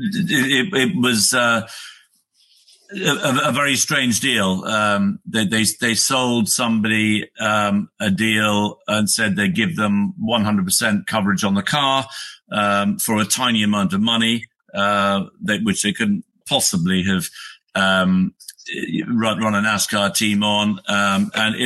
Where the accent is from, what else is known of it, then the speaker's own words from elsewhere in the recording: United Kingdom; I'm a Brit, I live in the UK